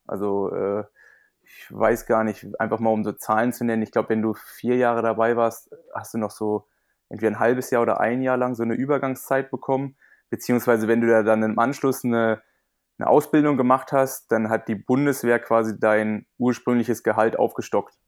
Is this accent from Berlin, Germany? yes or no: yes; Berlin, Germany; moved away as an adult; also born or lived in Potsdam; ich bin ja ursprünglich Berliner